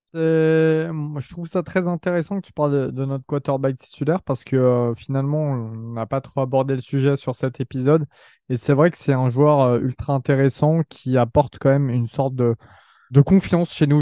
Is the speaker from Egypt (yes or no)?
no; France; on est jeunes, on est français, on n'a pas grandi euh, là-bas